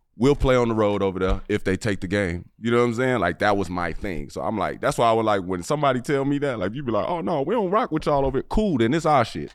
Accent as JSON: {"language": "English", "town": "Oak Park", "region": "Illinois", "country": "United States", "tie": "born or raised there", "said": "didn't know I was from Oak Park when I was a kid"}